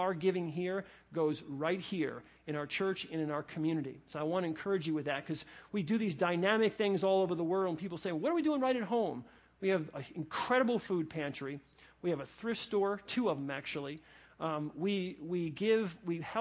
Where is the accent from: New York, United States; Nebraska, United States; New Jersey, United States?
New Jersey, United States; I was born in New Jersey